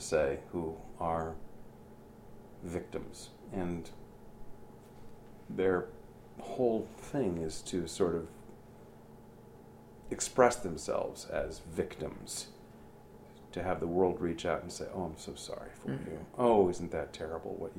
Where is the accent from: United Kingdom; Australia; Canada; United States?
United States; Lake Forest, Illinois; moved away as an adult; also born or lived in New York; Kathy and I grew up together here in Lake Forest